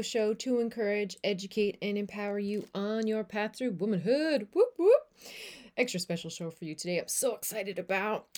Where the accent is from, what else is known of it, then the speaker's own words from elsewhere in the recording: Newfoundland and Labrador, Canada; moved away; I am a Newfoundlander and Canadian coming to you from a city just south of the Netherlands